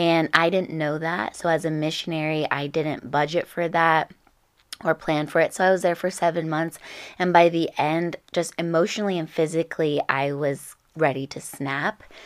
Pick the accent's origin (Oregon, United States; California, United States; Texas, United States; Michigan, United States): California, United States; Orange County; I grew up in Orange County